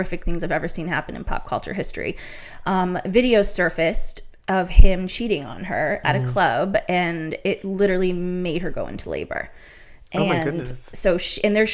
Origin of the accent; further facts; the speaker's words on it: Cleveland, Ohio, United States; my hometown of Cleveland